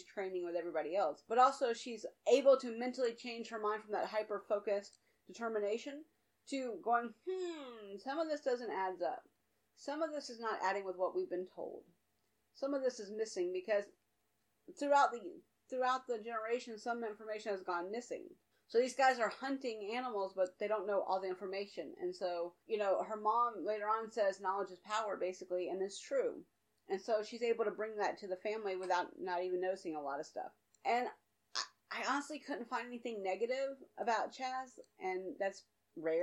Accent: the South, United States; I'm from the South

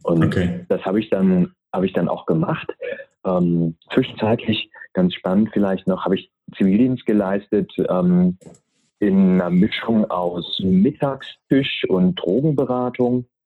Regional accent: near Uelzen, Lüneburg Heath, Lower Saxony, Germany; Ich bin bei Uelzen in der Lüneburger Heide geboren ähm, und bin Sohn eines Pastors, mhm. bin also sehr, sehr christlich und äh, altruistisch

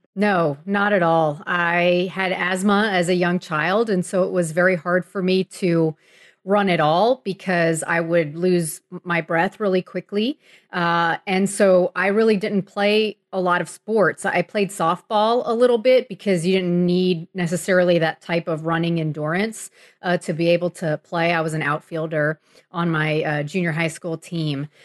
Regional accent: Miami, Florida, United States; I grew up in Miami in the nineteen eighties

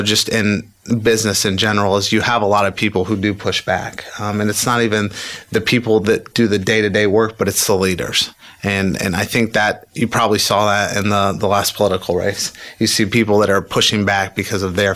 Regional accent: Indianapolis, Indiana, United States; I grew up in Indianapolis, okay. Just on the north side

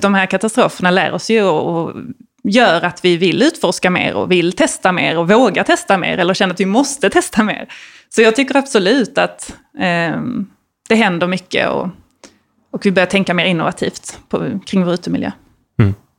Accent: Malmö, Skåne, Sweden; jag är uppvuxen i, i Malmö, eller lite utanför Malmö som man kanske hör

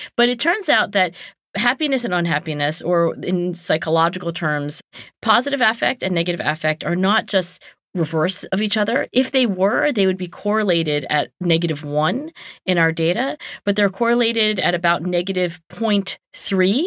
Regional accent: Cherry Hill, New Jersey, United States; my hometown of Cherry Hill, New Jersey

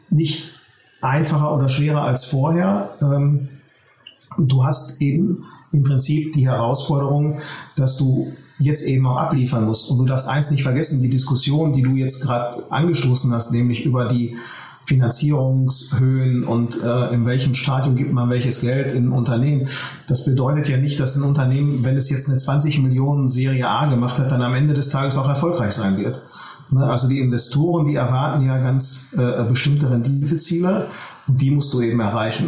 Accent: Ruhr area, North Rhine-Westphalia, Germany; also born or lived in Berlin; Wir sitzen in Essen. Äh, wir kommen aus der Region. Wir haben auch die letzten zehn Jahre sehr erfolgreich in der Region gearbeitet und äh, das ist hier unsere Heimat

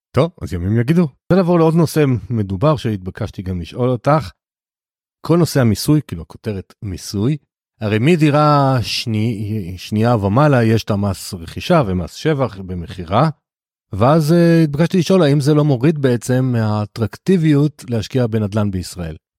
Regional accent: the Krayot, Haifa District, Israel; now in Rakefet, Israel; אני יליד הקריות, אני היום גר ליד כרמיאל, ביישוב בשם רקפת

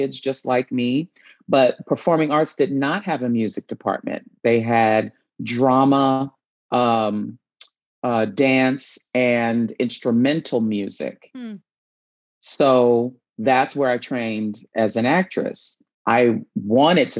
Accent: New York City, New York, United States; I grew up in New York City

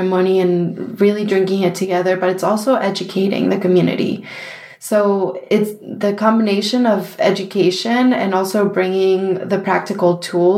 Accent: Argentina; now in New York, United States; we grew up in Argentina in a small town that has tons of really, really good chocolate

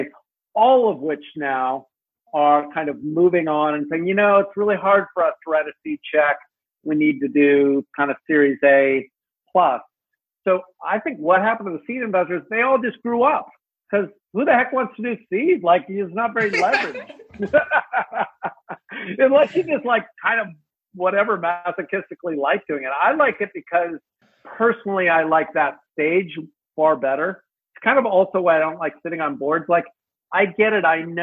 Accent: United States; as an American

